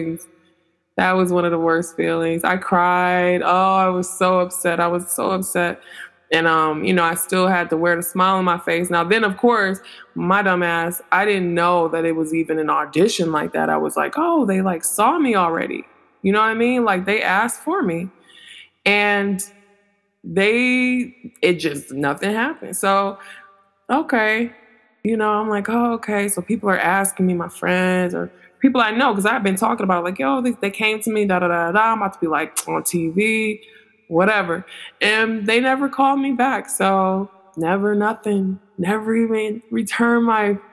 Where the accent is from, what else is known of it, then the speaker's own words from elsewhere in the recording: Detroit, Michigan, United States; moved away; I'm from Detroit originally.